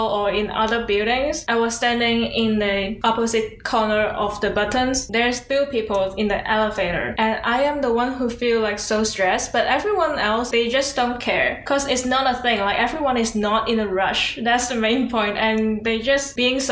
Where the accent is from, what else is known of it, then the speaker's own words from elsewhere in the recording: Hong Kong; moved away as an adult; now in Toronto, Canada; I grew up like studying in Hong Kong